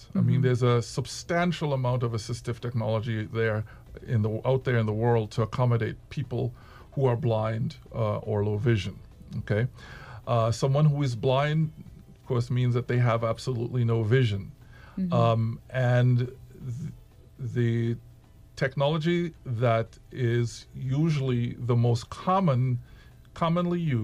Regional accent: Trinidad & Tobago; moved away; also born or lived in United States; as a Trinidadian citizen

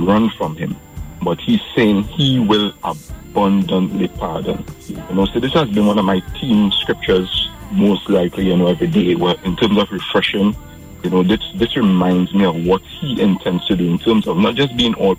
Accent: Tobago, Trinidad & Tobago; moved away as an adult; also born or lived in Trinidad; I'm from Tobago. I came to Trinidad

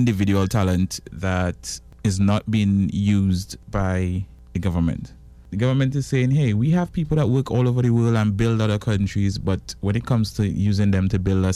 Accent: Tobago, Trinidad & Tobago; I'm from Tobago

